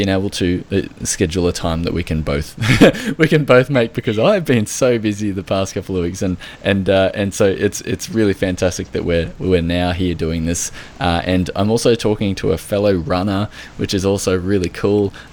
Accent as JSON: {"language": "English", "country": "Australia"}